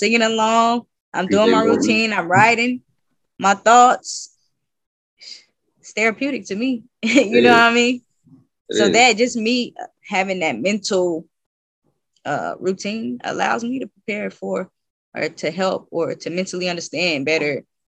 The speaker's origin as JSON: {"language": "English", "region": "West Coast", "country": "United States", "said": "Especially for me, it was because I'm coming from the West Coast to the South."}